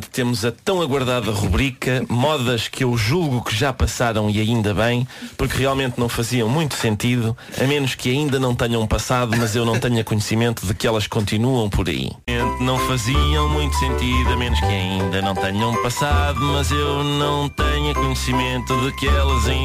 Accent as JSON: {"language": "Portuguese", "country": "Portugal", "said": "nós, que somos portugueses"}